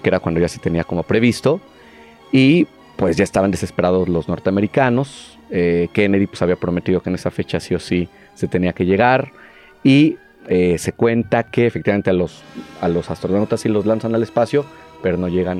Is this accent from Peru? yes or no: no; Mexico; Los mexicanos consumíamos un montón de cine argentino